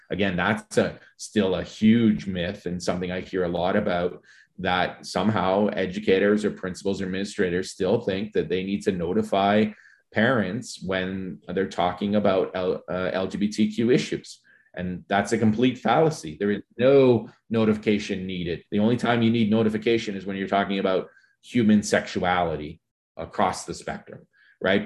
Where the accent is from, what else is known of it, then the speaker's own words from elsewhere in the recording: St. Albert, Alberta, Canada; growing up in Saint Albert in Paul Kane High School in the nineteen eighties